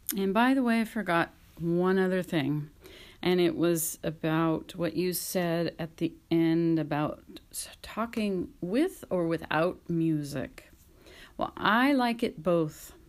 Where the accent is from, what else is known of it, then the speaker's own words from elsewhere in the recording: California, United States; I'm American and from California